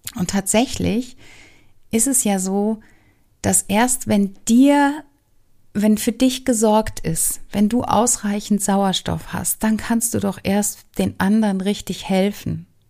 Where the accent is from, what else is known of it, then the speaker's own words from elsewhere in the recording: Germany; also born or lived in Southern United States; nicht als Deutsche erkannt zu werden